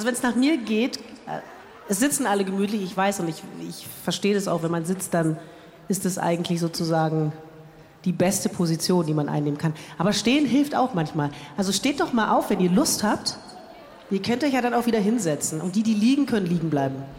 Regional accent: Berlin, Germany; Ich bin ja aus Berlin

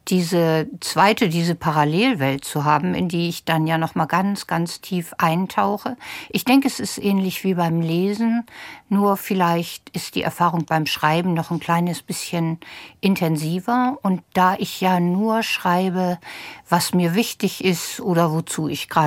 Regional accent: Hamburg, Germany; Ein gutes Beispiel, wenn ich das als Hamburgerin hier mal so mit Lokalpatriotismus sagen

